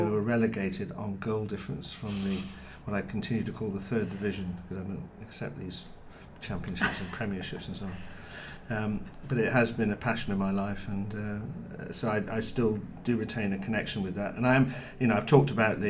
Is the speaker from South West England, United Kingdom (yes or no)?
yes; Plymouth, South West England, United Kingdom; moved away as an adult; also born or lived in North Devon / Manchester; I grew up in Plymouth, a city which I remain very, very proud